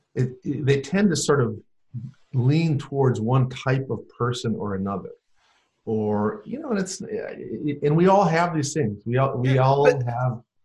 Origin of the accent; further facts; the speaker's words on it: North Dakota, United States; I grew up in North Dakota